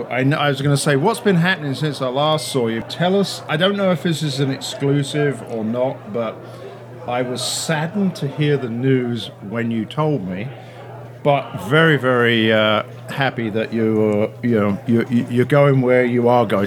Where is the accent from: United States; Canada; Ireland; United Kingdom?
United Kingdom; I'm the Brit.